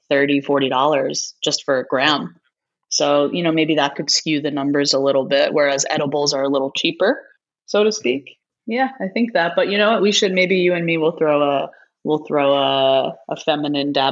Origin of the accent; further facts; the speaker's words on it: East Coast, United States; I'm, I'm from the East Coast, so I'm in all black right now.